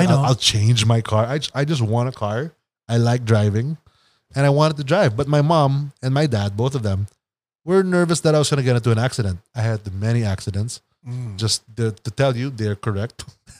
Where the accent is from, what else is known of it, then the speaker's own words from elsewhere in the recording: Manila, Metro Manila, Philippines; born there; No, I was born in Manila.